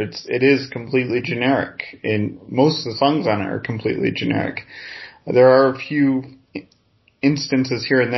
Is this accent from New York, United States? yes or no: yes; New York-Quebec border, United States; I grew up on the Canadian border, New York-Quebec border